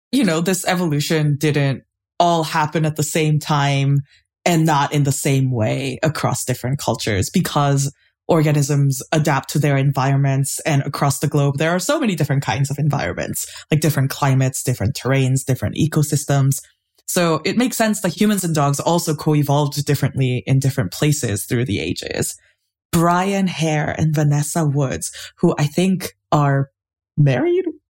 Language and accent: English; Seoul, South Korea; I grew up in Seoul, and my grandparents had a bunch of dogs